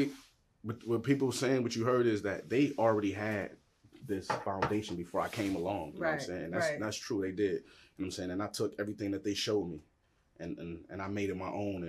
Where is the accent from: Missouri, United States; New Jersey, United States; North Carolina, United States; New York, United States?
New York, United States; Buffalo; To spend 20 years of that in the streets on the east side of Buffalo